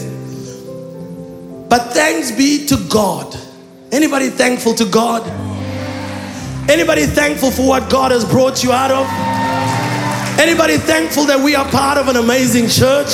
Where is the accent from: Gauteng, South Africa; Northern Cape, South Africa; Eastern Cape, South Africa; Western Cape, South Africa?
Northern Cape, South Africa; Olifantshoek; first language Afrikaans; English is a second language; I grew up in a small town called Olifantshoek in the northern Cape of South Africa